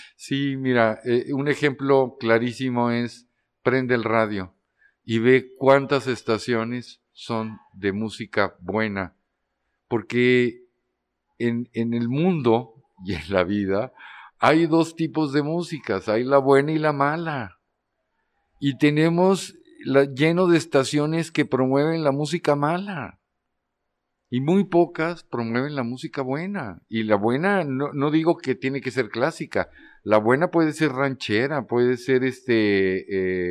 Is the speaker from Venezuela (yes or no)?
no; Durango, Mexico; also born or lived in Mexico City / Amsterdam; now in Torreón, Mexico; Yo soy de Durango, Durango, pero yo tenía ya bastante tiempo viviendo en la Ciudad de México